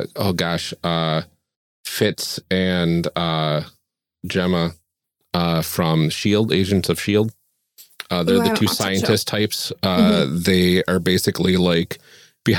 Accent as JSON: {"language": "English", "region": "Wisconsin", "country": "United States", "said": "we're definitely from Wisconsin"}